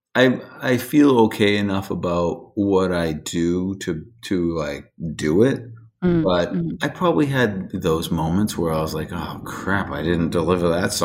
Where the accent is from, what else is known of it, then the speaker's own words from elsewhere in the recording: New Hampshire, United States; moved away as an adult; also born or lived in the western United States; I lived out west for a bunch of years, and then I moved back, and some friends from my hometown